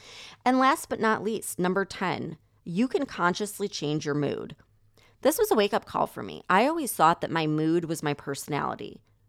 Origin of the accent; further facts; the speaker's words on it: Chicago, Illinois, United States; So I grew up right outside of Chicago, and I never liked the energy there, ever.